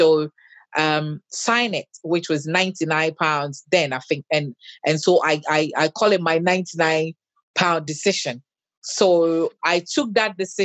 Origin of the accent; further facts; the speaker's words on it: Ghana; now in United Kingdom; I grew up in Ghana, raised by my dad. Till I came to the UK